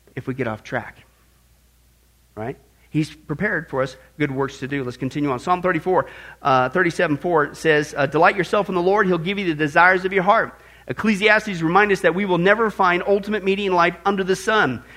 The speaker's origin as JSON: {"language": "English", "region": "Midwest", "country": "United States", "tie": "born or raised there", "said": "growing up in the Midwest"}